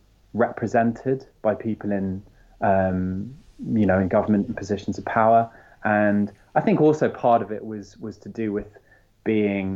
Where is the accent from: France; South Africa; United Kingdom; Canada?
France; moved away; I grew up in France